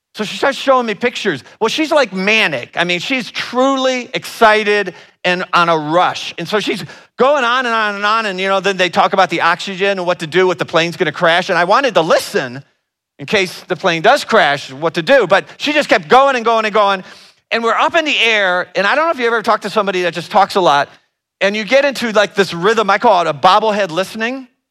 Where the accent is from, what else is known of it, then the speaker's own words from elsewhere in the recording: Northern Ohio, United States; I'm from the Northern Ohio area